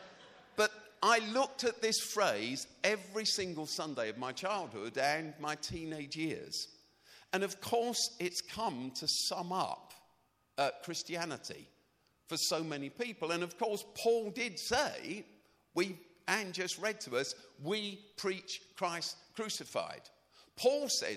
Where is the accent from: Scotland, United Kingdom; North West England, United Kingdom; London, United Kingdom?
London, United Kingdom; When I was a kid, I grew up in South Norwood, South Norwood, Croydon.